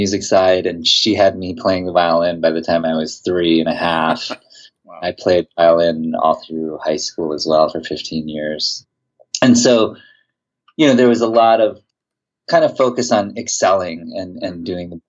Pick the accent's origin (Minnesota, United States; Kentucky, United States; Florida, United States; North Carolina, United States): Minnesota, United States; Mankato; I grew up in Mankato, Minnesota, which was this small town in south central Minnesota